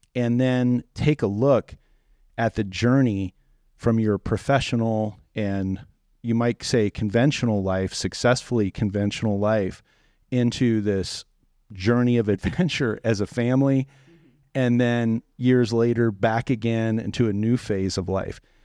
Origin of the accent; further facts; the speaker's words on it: East Coast, United States; I come from East Coast culture